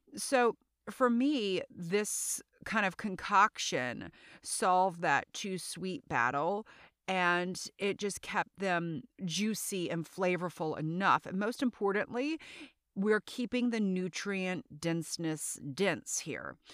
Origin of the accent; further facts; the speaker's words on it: South Louisiana, United States; also born or lived in New York City vicinity; now in New York City, United States; I am from South Louisiana, and I live in the New York City vicinity